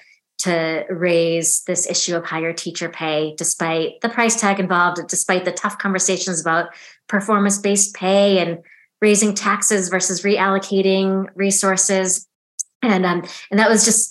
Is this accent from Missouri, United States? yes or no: no; Chicago, Illinois, United States; also born or lived in Oxford; came back to my hometown, Chicago